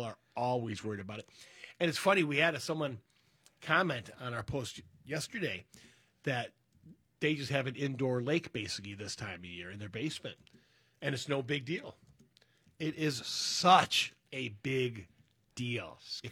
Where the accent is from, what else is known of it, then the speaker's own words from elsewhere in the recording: Berkeley, United States; the house I grew up in over in Berkeley